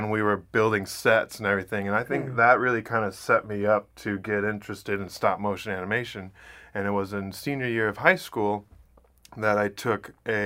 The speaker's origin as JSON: {"language": "English", "town": "Ann Arbor", "region": "Michigan", "country": "United States", "said": "I'm originally from Ann Arbor, Michigan"}